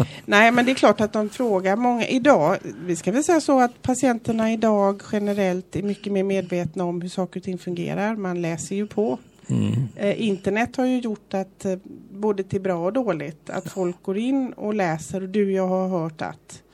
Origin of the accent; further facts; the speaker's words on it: Gothenburg, Västra Götaland, Sweden; moved away as an adult; now in Fuengirola, Spain; jag är ju från Göteborg